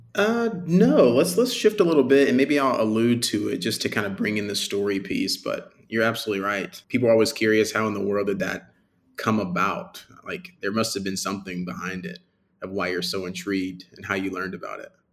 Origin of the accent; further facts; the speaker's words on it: Birmingham, Alabama, United States; I'm from Birmingham, Alabama, born and raised